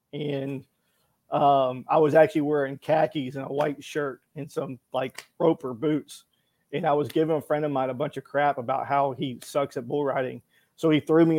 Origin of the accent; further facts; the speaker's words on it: Fort Worth, Texas, United States; moved away as an adult; also born or lived in Manhattan; born and raised in Fort Worth, Texas